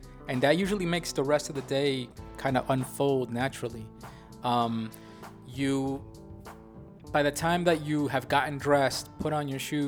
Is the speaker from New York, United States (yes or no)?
yes; New York, United States; I'm a New Yorker